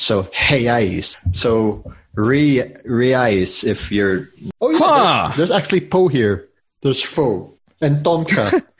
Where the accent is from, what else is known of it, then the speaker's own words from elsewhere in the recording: Philippines; F you, I'm a Filipino, I don't give a damn.